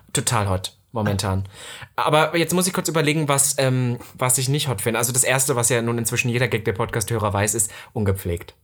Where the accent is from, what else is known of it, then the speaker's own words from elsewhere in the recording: East Germany, Germany; accent: East German; bei uns im Osten